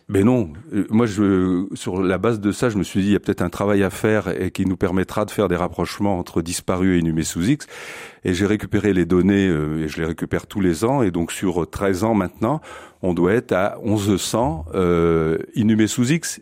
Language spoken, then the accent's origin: French; France; chez nous en France